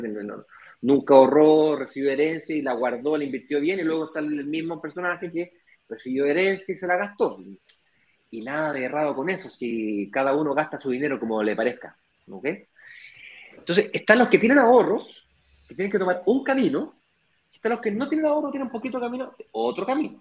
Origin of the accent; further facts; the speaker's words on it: Chile; moved away as an adult; now in Brazil; yo soy chileno, nací en Chile